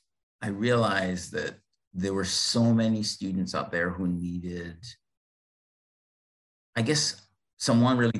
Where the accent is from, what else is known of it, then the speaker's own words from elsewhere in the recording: Barbados; moved away as an adult; also born or lived in Bethlehem, Pennsylvania, United States; I was born in Barbados in the Caribbean